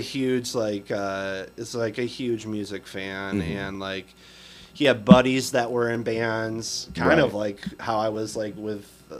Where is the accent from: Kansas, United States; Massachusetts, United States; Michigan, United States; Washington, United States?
Michigan, United States; Whitehall; I grew up in Whitehall. It's kind of like Holland